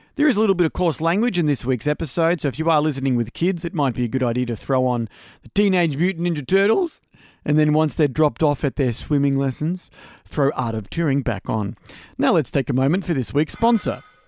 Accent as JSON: {"language": "English", "town": "Melbourne", "region": "Victoria", "country": "Australia", "tie": "born or raised there", "also_born_or_lived": "Greensborough, Melbourne / Epping, Melbourne", "said": "I did grow up in Melbourne."}